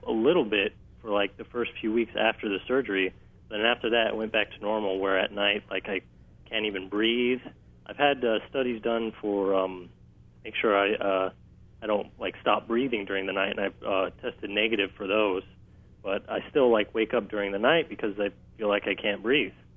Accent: Las Vegas, Nevada, United States; now in Molokai, United States; I was born and raised in Vegas

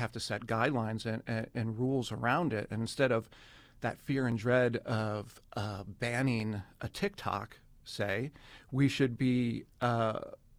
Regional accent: San Francisco, California, United States; moved away as an adult; now in South Dakota, United States; I am from San Francisco

